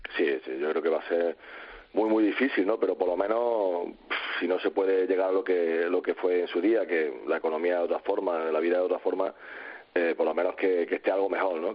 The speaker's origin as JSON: {"language": "Spanish", "town": "Córdoba", "region": "Andalusia", "country": "Spain", "said": "soy de Córdoba"}